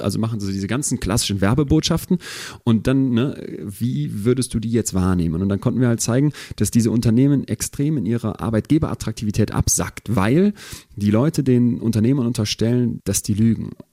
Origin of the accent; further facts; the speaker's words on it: Germany; bei uns in Deutschland